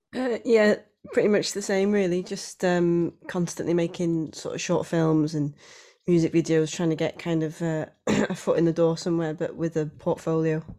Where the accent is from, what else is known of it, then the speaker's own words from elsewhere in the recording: Wales, United Kingdom; also born or lived in Anglesey; being Welsh